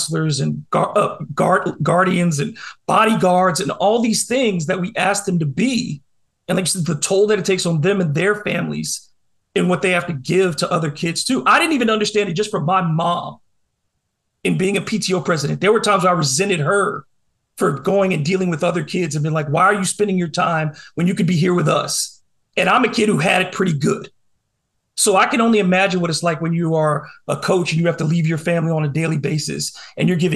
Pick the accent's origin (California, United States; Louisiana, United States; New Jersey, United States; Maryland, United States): Louisiana, United States; New Orleans; I grew up in Algiers. I went to Edna Carr. And as a New Orleanian